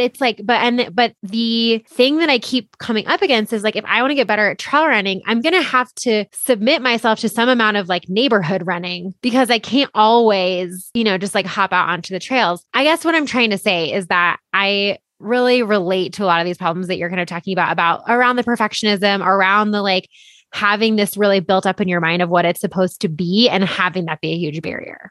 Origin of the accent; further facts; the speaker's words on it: Boulder, Colorado, United States; being born and bred in Boulder